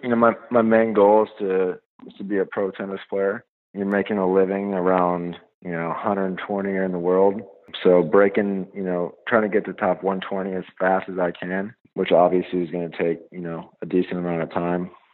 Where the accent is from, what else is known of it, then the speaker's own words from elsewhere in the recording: Greenville, North Carolina, United States; I'm from Greenville, North Carolina.